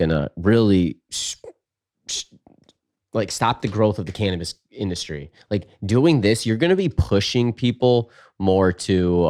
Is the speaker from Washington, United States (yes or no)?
yes; Washington, United States; This is a proposed bill in my home state of Washington